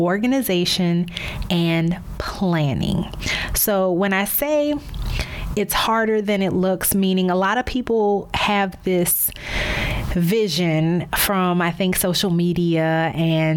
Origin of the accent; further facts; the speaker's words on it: New Orleans, Louisiana, United States; moved away as an adult; also born or lived in Baltimore / Chicago / Dallas; now in Miami, United States; My career has required many cross-country relocations from my hometown of New Orleans to Baltimore, St. Louis, Chicago, Dallas, back to New Orleans, and now Miami, Florida